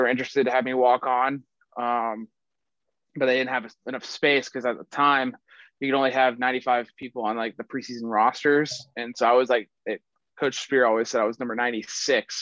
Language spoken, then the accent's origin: English; Atlanta, Georgia, United States; I'm from Atlanta, Georgia